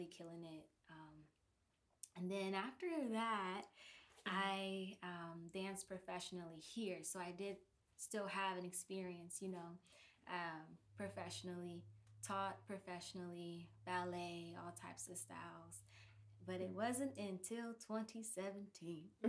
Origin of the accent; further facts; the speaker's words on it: Flint, Michigan, United States; also born or lived in Minneapolis, Minnesota; now in Pittsburgh, United States; I was born there, and I was raised in Flint, Michigan